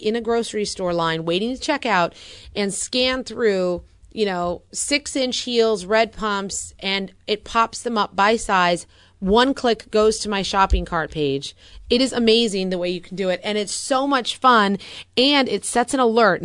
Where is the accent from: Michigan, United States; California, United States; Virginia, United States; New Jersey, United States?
California, United States; I'm from California.